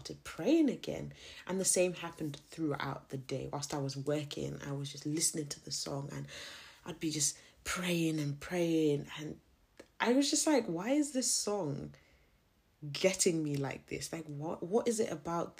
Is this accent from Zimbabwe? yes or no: yes; Zimbabwe; I'm not South African. I'm a Zim girl